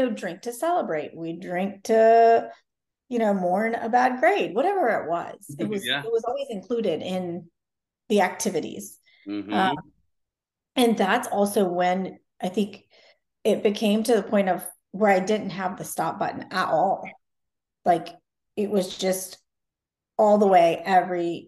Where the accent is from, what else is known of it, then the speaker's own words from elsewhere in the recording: Macon, Georgia, United States; I was born and raised in Macon, Georgia